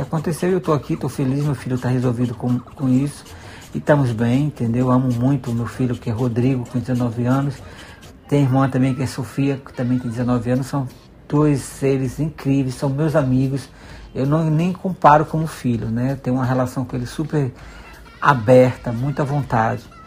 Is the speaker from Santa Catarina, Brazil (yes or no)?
no; Sítio Novo, Bahia, Brazil; moved away as an adult; now in Lisbon, Portugal; Eu sou baiana, sou da cidade de Sítio Novo, né? É um distrito que pertence ao município de Catubaía